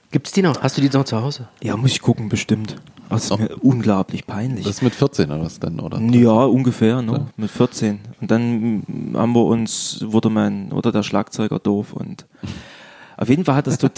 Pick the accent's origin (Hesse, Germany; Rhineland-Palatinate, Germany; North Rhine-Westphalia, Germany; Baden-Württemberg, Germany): Rhineland-Palatinate, Germany; Ich, bin, ich komme aus dem Fruchtland und da ähm, in Eich gab es den Dorfrock in der Turnhalle.